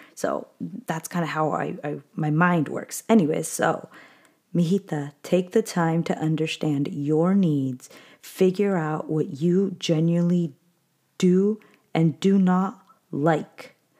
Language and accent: English; California, United States; I really was born and raised in California.